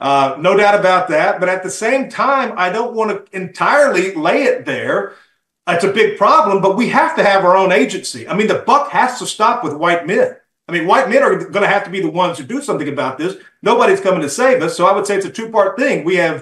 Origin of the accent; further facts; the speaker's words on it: the South, United States; I grew up in the South.